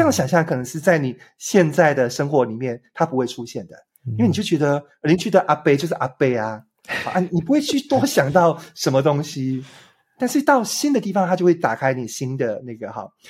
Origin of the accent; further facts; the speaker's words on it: Taiwan; 我从一个台湾来的三十几岁